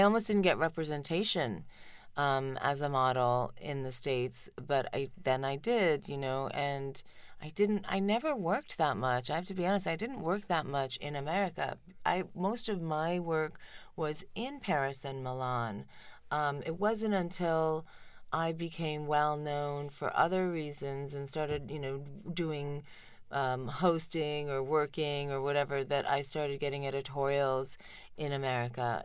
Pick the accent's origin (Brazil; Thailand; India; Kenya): India; moved away; in spite of all the time I spent in, in India, I really didn't go to school in Tamil. Even in, in India, I went to Saint Michael's Academy